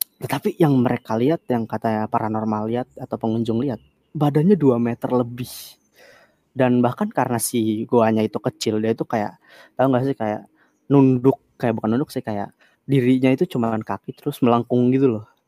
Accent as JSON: {"language": "Indonesian", "town": "Kebumen", "region": "Central Java", "country": "Indonesia", "moved": "yes", "lives_now": "Bali, Indonesia", "said": "Gua emang orang Kebumen, gua orang Kebumen. At least, iya, gua emang orang Jawa Sunda"}